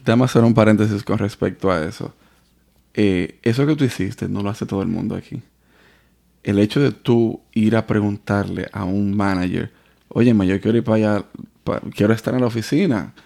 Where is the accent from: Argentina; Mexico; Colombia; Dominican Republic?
Dominican Republic; moved away; also born or lived in Santo Domingo; cuando nosotros salimos de, de República Dominicana a Venezuela